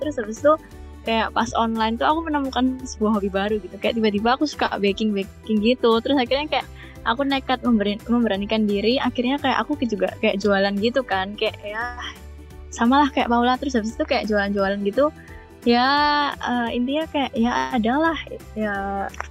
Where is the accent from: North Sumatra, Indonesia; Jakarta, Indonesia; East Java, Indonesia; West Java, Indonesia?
East Java, Indonesia; Surabaya; moved away; aku kan dari Surabaya